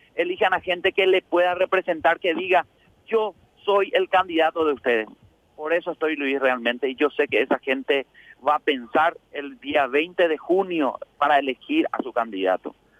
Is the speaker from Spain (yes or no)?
no; Asunción, Paraguay; mi pueblo realmente, de Asunción principalmente